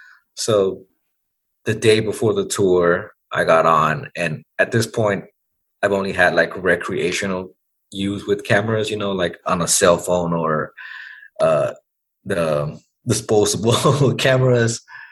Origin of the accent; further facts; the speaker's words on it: Dallas, Texas, United States; And I'm from Oak Cliff. So I used to ride my bike around and just meet people in this bar.